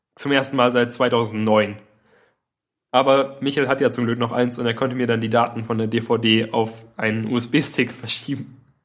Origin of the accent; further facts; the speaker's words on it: Southern Germany, Germany; wir kannten ja Berge als, als Süddeutsche